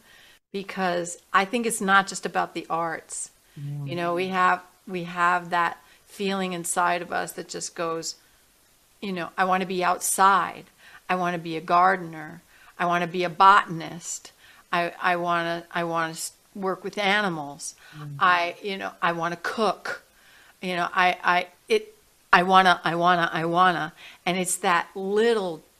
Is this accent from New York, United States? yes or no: yes; New York City, New York, United States; I grew up in New York City